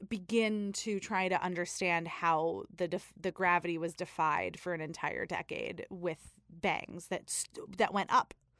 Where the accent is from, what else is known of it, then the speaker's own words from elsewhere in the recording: New York City, New York, United States; I am from Staten Island